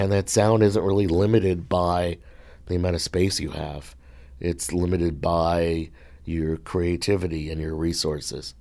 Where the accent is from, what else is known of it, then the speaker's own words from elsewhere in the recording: Hartsdale, New York, United States; moved away; I grew up in Westchester County, just north of New York City